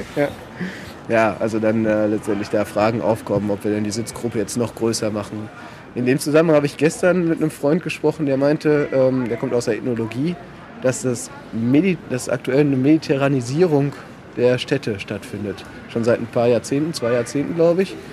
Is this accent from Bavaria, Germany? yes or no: no; Paderborn, North Rhine-Westphalia, Germany; also born or lived in Hamburg / France / South America; bin Paderborner, habe dann äh, ein bisschen studiert in Hamburg und Frankreich, Südamerika, bin dann wiedergekommen nach Paderborn